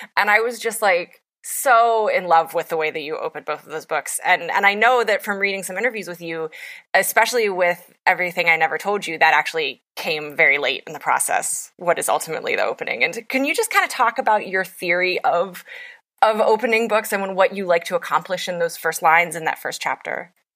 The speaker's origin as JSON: {"language": "English", "region": "West Virginia", "country": "United States", "tie": "born or raised there", "said": "I come from Appalachia and I write a lot about Appalachia and West Virginia specifically, which is my home state"}